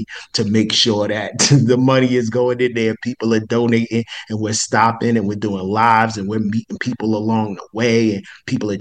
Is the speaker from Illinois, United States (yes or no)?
no; Newark, New Jersey, United States; It's my hometown. I love NORC, New Jersey